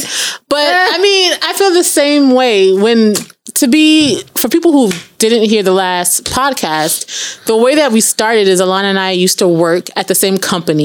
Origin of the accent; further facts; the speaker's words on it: New York, United States; we're young women from New York in our 30s